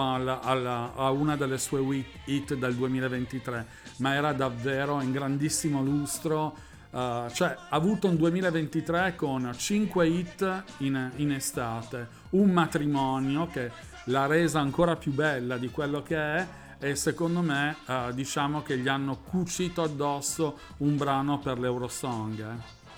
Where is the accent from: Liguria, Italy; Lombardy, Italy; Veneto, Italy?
Lombardy, Italy; Milan; io che son di Milano